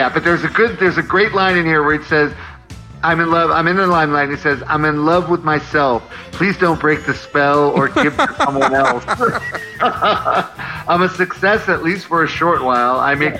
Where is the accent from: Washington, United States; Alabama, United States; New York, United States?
New York, United States; New York City; I'm from Queens, so I can't really Bayside Queens.